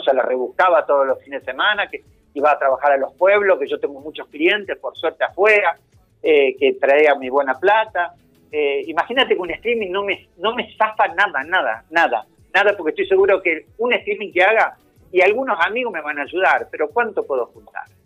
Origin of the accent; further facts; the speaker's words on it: Rosario, Santa Fe, Argentina; soy de Rosario